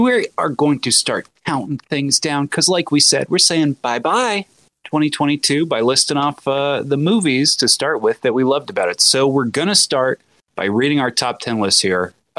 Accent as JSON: {"language": "English", "region": "Ohio", "country": "United States", "said": "we're all from Ohio"}